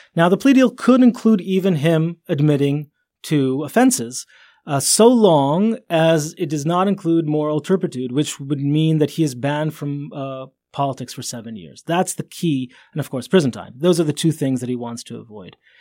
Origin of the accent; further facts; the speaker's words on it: Jerusalem, Jerusalem District, Israel; I grew up in Jerusalem.